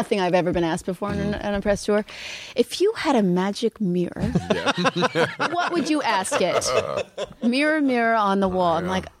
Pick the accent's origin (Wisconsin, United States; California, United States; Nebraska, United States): California, United States; Yeah, hippie from Northern California.